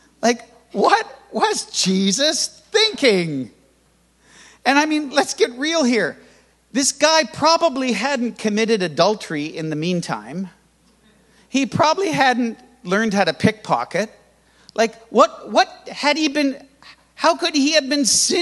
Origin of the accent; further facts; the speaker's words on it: Canada; I was born in Canada and raised in Canada in church where you had to be quiet